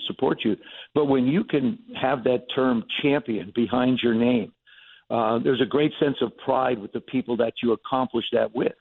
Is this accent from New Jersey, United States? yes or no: yes; New Jersey, United States; growing up in Jersey